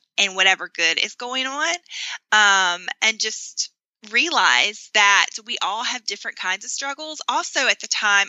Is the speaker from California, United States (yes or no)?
no; North Carolina, United States; moved away as an adult; even though I had grown up in North Carolina, I hadn't lived in my hometown since high school.